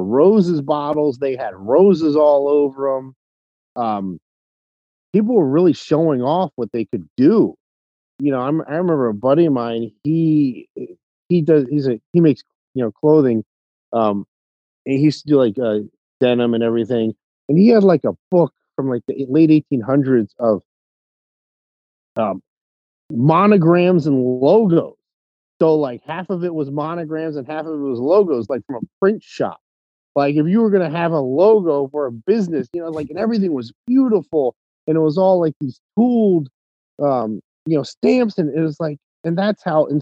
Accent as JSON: {"language": "English", "region": "North Carolina", "country": "United States", "moved": "yes", "lives_now": "Las Vegas, United States", "said": "I'm from North Carolina"}